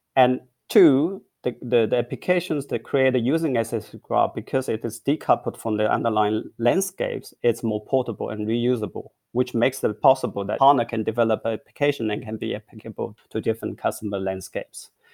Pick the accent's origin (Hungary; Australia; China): China; moved away as an adult; also born or lived in Beijing / Hong Kong; now in Berlin, Germany; I grew up in China. I went to university in, in Peking and Hong Kong